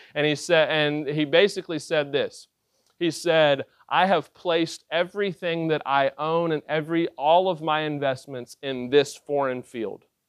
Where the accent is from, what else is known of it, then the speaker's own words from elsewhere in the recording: West Virginia, United States; I was born in West Virginia